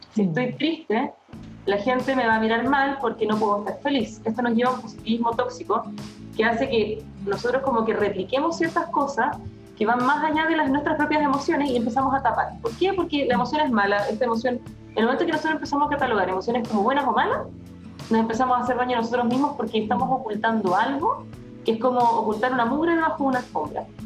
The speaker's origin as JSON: {"language": "Spanish", "country": "Chile", "said": "estábamos bastante atrasados como chilenos"}